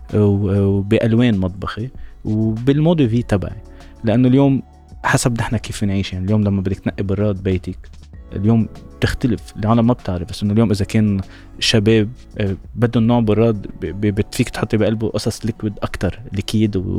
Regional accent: Lebanon; عندنا بلبنان

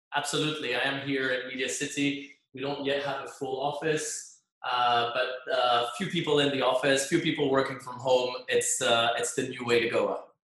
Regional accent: Geneva, Switzerland; moved away as an adult; now in Dubai, United Arab Emirates; I was in in my home country in Switzerland, in Geneva

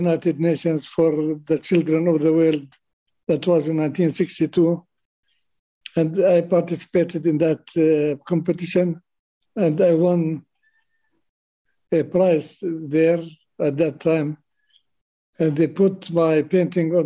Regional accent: Birzeit, West Bank, Palestine; I spent my childhood around Bir Zeit. Bir Zeit was a small town, Christian and Muslim town

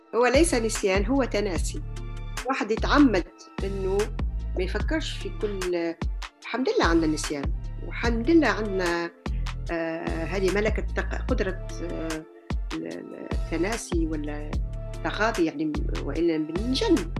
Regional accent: Algeria; moved away as an adult; also born or lived in Germany / Tunisia; now in France; مولودة في الجزائر ودرست لحد يعني كملت دراستي الجامعية في الجزائر

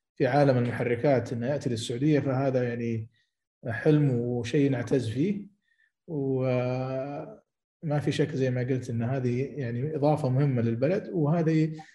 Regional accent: Saudi Arabia; عندنا في السعوديه

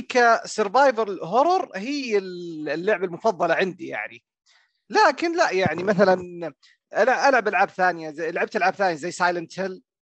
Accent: Riyadh, Riyadh Province, Saudi Arabia; وانا من الرياض

